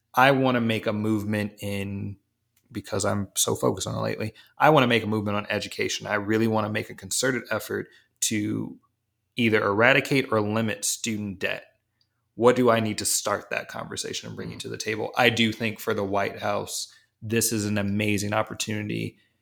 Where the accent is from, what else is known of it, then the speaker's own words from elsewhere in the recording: East Coast, United States; I'm from the East Coast